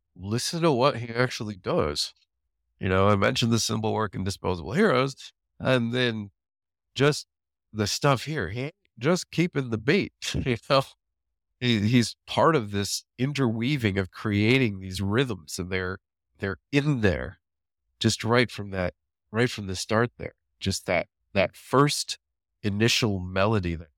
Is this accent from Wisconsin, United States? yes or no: yes; Waukesha, Wisconsin, United States; I grew up in Waukesha, Wisconsin. That's where most of my growing up was.